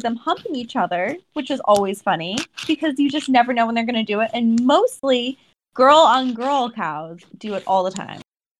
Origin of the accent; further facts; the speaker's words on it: Ohio, United States; So I grew up in Ohio, and my grandparents lived in farm country